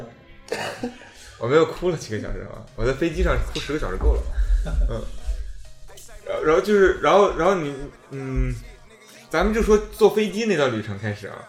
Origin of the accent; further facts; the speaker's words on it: Dalian, Liaoning, China; moved away as an adult; now in United States; 我自己大连的哈，我，我嗯。我是大连人